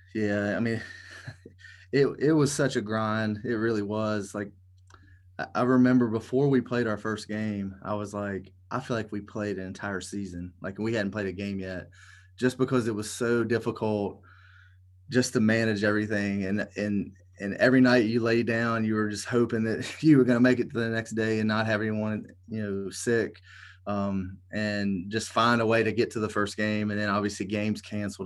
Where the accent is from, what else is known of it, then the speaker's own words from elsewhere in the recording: Elkton, Virginia, United States; a kid from Elkton, Virginia